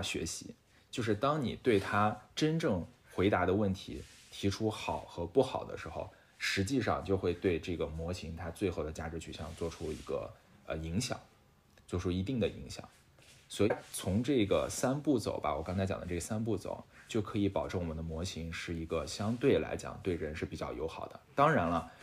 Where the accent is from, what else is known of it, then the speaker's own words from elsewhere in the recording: China; 我们中国人从来在跟随上面，我感觉没有输过